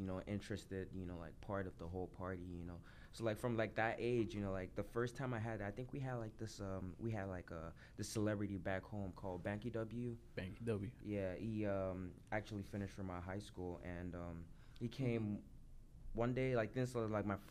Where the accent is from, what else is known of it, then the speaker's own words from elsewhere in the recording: Lagos, Nigeria; moved away; also born or lived in United States; I grew up in Lagos, Nigeria